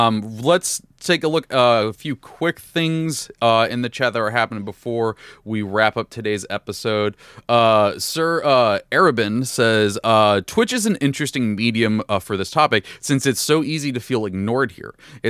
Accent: San Diego, California, United States; I'm like, oh, I'm from San Diego. There we go.

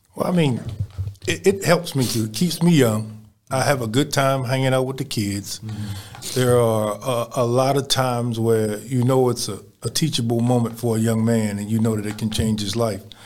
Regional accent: Baltimore, Maryland, United States; now in Houston, United States; I come from Baltimore

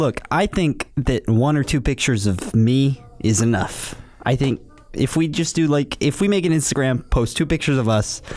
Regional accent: Aberdeen, South Dakota, United States; moved away as an adult; also born or lived in Omaha, Nebraska; now in Chicago, United States; I was born in Omaha, Nebraska. I was raised in Aberdeen, South Dakota. I moved to Chicago for school.

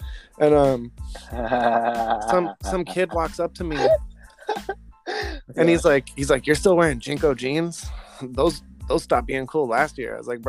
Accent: Jacksonville, Florida, United States; born there; also born or lived in Sacramento / New Mexico / San Diego; So I was born in Jacksonville, Florida, actually.

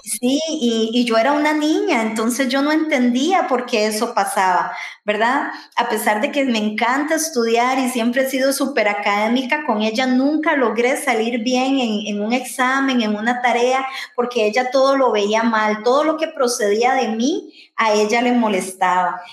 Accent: Santa Ana, San José, Costa Rica; yo también soy tica, yo soy otra tica viviendo en Costa Rica eh, vivo en Pozos, en Santana

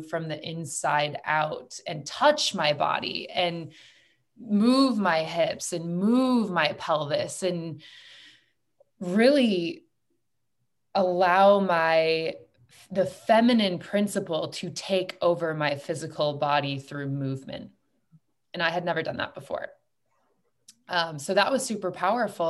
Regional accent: United States; I was raised in a very masculine environment. I'm from the United States.

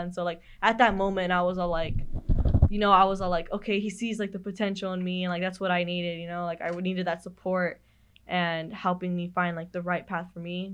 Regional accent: Madera, California, United States; moved away as an adult; when I come back to my hometown, I help out the recruiters, you know, I know next week I have, I'm going to Madera High and Madera South

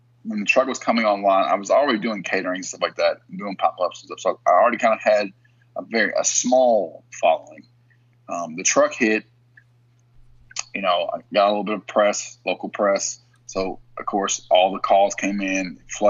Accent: Kentucky, United States; also born or lived in Pittsburgh; I was from Kentucky.

